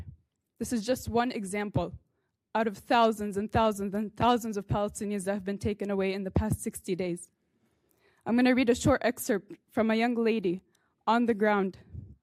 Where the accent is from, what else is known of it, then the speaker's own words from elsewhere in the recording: Minnesota, United States; I was born and raised in Minnesota. I graduated from Blaine High School in 2016